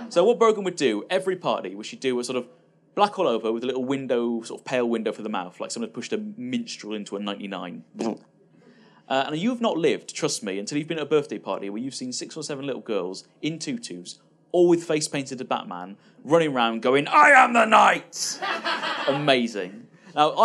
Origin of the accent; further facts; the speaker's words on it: Bristol, South West England, United Kingdom; when I grew up in Bristol, which is a little city in the West Country